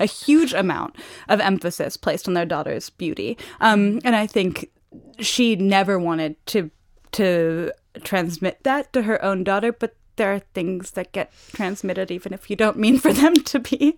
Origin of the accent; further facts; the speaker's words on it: New York City, New York, United States; moved away as an adult; also born or lived in Paris; I have a French mother, but I grew up in New York City.